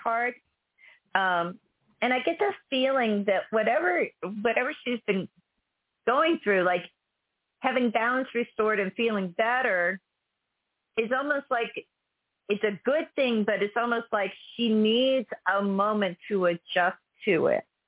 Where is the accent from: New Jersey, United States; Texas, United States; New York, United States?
Texas, United States; fellow Texan